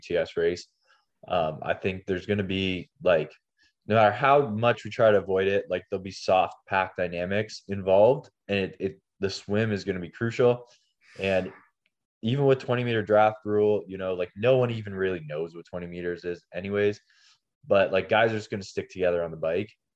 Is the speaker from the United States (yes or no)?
no; Canada; being Canadian